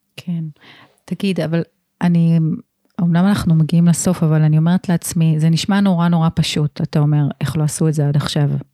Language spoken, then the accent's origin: Hebrew; Israel; אני גדלתי פה